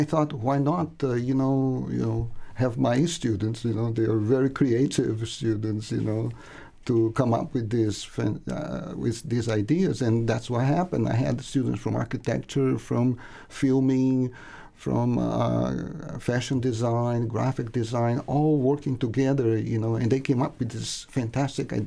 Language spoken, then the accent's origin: English; Brazil; English is a second language; moved away as an adult; I'm originally from Brazil, but I've been here for more than 35 years.